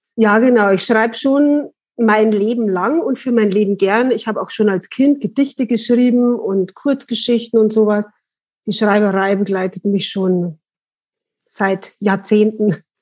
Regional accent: Langenpreising, Bavaria, Germany; also born or lived in Munich / Milan; now in Wartenberg, Germany; ich komme eigentlich aus Langenpreising. Also da bin ich aufgewachsen

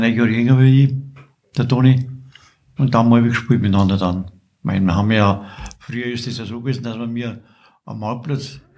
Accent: Wartenberg, Bavaria, Germany; born there; Und du bist geboren in Wartenberg? Ich bin geboren in Wartenberg.

